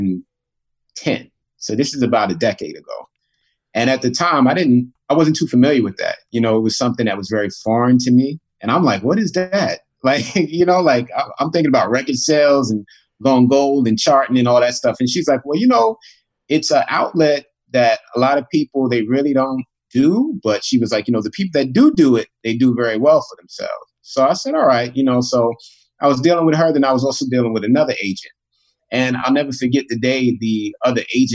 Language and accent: English; New York City, New York, United States; I grew up in Queens, New York